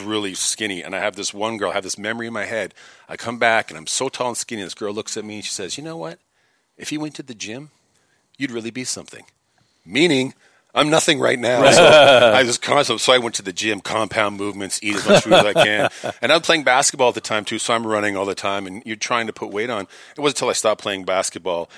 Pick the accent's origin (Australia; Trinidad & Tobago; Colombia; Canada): Canada; Toronto, Ontario; moved away as an adult; also born or lived in Hollywood, California; now in Los Angeles, United States; I'm from Toronto, Canada